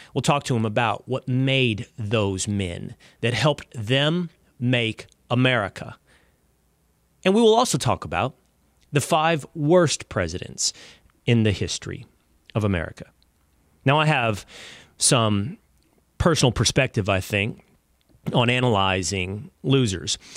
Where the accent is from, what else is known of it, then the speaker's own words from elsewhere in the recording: Texas, United States; my home state of Texas